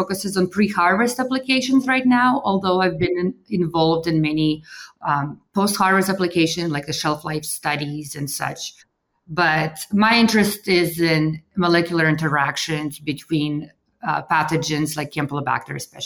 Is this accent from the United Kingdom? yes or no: no; Russia; moved away; also born or lived in Kansas; I'm originally from Russia. And so I was raised there during perestroika